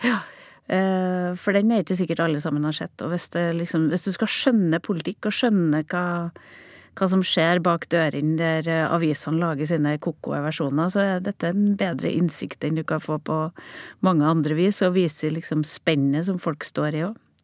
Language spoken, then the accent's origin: Norwegian; Overhalla, Trøndelag, Norway; Overhalla, der jeg vokste opp